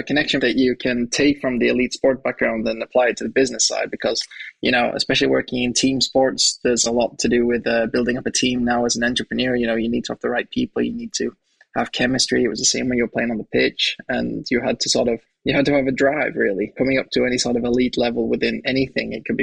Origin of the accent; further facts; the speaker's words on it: Pickering, Yorkshire and the Humber, United Kingdom; moved away as an adult; also born or lived in Sweden; I was born in a small town just outside of York. So it's called Pickering. So I was raised there for the first 18 years of my life.